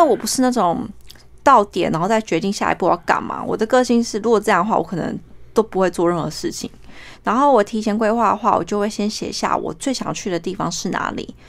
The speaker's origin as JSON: {"language": "Chinese", "country": "New Zealand", "tie": "born or raised there", "also_born_or_lived": "Taipei, Taiwan", "moved": "yes", "lives_now": "Australia", "said": "我是台北人，然后我七岁的时候移民到纽西兰，我目前人住在澳洲，职业是验光师"}